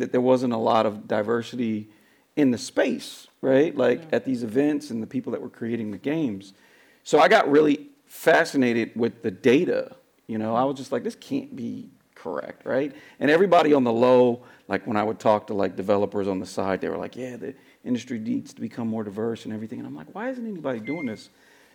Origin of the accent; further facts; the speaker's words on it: San Francisco, California, United States; I'm born and raised in San Francisco, right? I'm a third generation San Franciscan